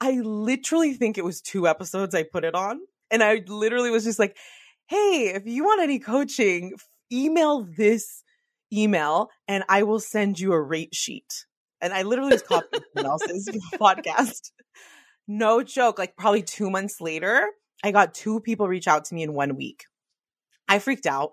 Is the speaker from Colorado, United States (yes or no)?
no; the Bay Area, California, United States; I'm from the Bay